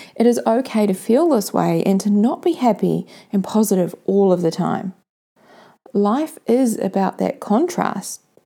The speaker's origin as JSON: {"language": "English", "town": "Mount Maunganui", "region": "Bay of Plenty", "country": "New Zealand", "tie": "born or raised there", "said": "Mount Maunganui, my hometown here in New Zealand."}